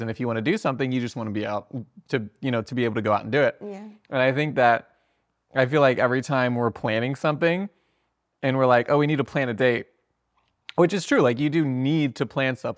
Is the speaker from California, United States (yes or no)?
no; Sarasota, Florida, United States; moved away; also born or lived in Fort Lauderdale; I was born in Sarasota